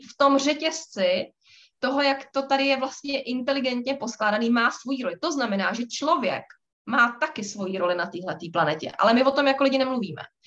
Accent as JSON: {"language": "Czech", "region": "Prague", "country": "Czechia", "said": "my jsme z Prahy"}